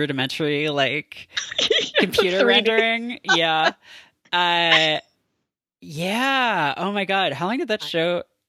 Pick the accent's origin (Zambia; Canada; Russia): Canada; growing up in Canada